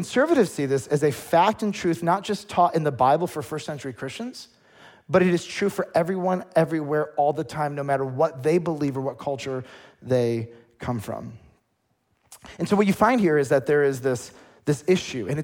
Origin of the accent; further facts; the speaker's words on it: United States; as an American